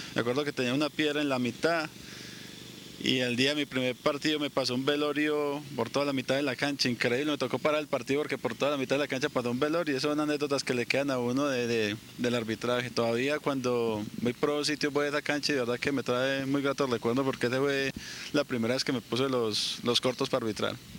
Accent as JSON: {"language": "Spanish", "town": "Medellín", "region": "Antioquia", "country": "Colombia", "tie": "born or raised there", "also_born_or_lived": "Manizales", "said": "yo soy nacido en Manizales, pero a los 3, 4 años ya estaba aquí en la ciudad de Medellín"}